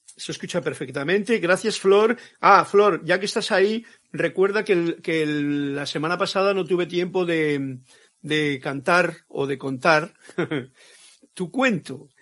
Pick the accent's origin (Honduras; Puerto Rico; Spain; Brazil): Spain; Castile; mi tierra, castellano